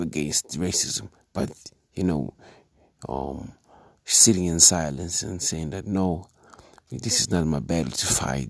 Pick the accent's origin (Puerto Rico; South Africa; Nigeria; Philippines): South Africa